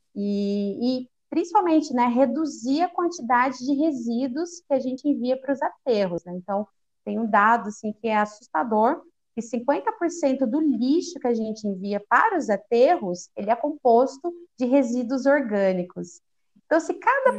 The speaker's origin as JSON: {"language": "Portuguese", "town": "Campinas", "region": "São Paulo", "country": "Brazil", "also_born_or_lived": "Rio de Janeiro", "said": "eu sou de Campinas, interior de São Paulo"}